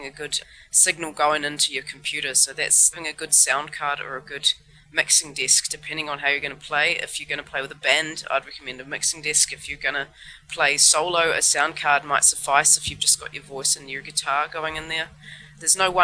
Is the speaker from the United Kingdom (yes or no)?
no; New Zealand; now in Hamburg, Germany; I'm a musician from New Zealand originally, living in Hamburg